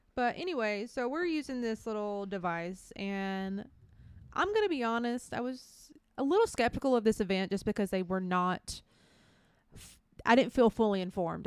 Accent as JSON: {"language": "English", "region": "middle Georgia", "country": "United States", "tie": "born or raised there", "said": "we did live in, like, middle Georgia as children"}